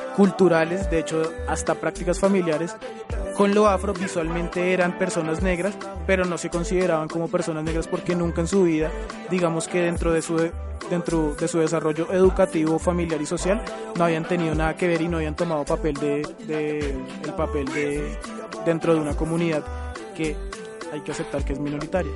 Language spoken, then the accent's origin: Spanish; Colombia; nosotros como, como, como afrodescendientes, como negros de Colombia